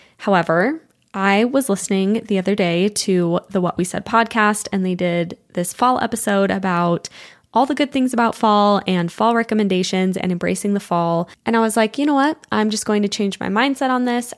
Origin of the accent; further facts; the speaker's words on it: Utah, United States; growing up in Utah, because everyone was Mormon